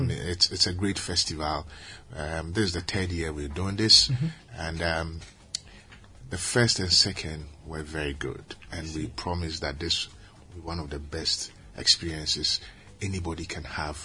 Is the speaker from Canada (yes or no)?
no; Ghana